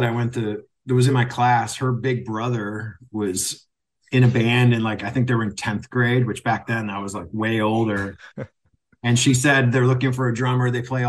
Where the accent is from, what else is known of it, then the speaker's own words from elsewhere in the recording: Kitchener, Ontario, Canada; moved away as an adult; also born or lived in Wales / Edmonton / Hamilton / Toronto; now in Michigan, United States; was born in Britain, in Wales. Mm-hmm. I'm fully Welsh. I moved to Canada when I was 4 years old. Oh. And I moved to Edmonton first. And then I lived there just for a few years. And we moved to Ontario, to basically Kitchener is where I grew up